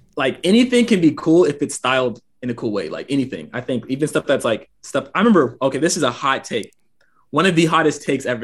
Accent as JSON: {"language": "English", "area": "Gwinnett County, suburb of Atlanta", "region": "Georgia", "country": "United States", "tie": "born or raised there", "moved": "as an adult", "lives_now": "Alabama, United States", "said": "I'm from Gwinnett, just suburb of Atlanta.\" So I pretty much lived there my entire life."}